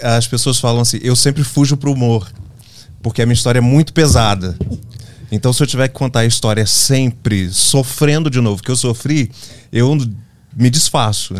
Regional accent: interior of Minas Gerais, Brazil; moved away as an adult; also born or lived in Rio de Janeiro; eu nasci no Rio de Janeiro. Mas aos seis meses eu me mudei para o interior das Minas Gerais, uma cidade bucólica

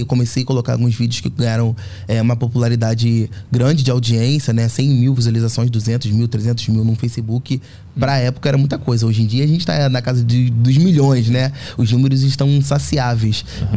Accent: Rio de Janeiro, Brazil; moved away; A Fazenda Botafogo, onde, onde eu cresci, é um bairro muito pequeno

